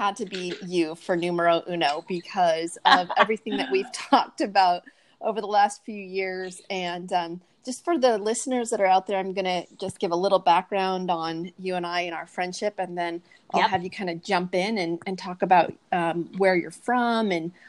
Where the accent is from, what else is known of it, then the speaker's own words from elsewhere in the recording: Portland, Oregon, United States; now in Phoenix, United States; She came from St. Louis and I came from Portland, Oregon.